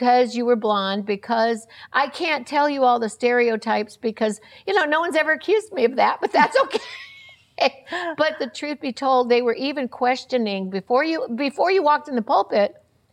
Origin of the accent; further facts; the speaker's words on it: Florida, United States; I came from Florida, and their whole family were known as a large church preacher family